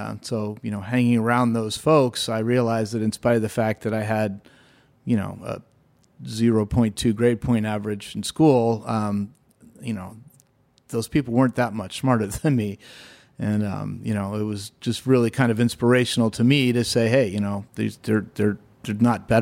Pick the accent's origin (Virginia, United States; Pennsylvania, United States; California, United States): Pennsylvania, United States; I grew up in Western Pennsylvania, a small town north of Pittsburgh, kind of a coal mining town on the Allegheny River.